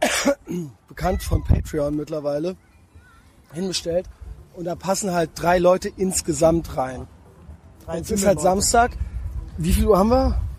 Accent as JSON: {"language": "German", "region": "South Tyrol", "country": "Italy", "said": "aber, nein, wir sind aus Südtirol."}